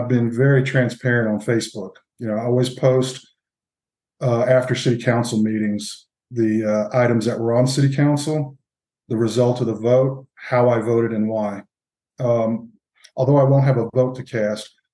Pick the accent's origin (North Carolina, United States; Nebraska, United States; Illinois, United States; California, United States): North Carolina, United States; Charlotte; moved away as an adult; now in Belmont, United States; I was born in Charlotte.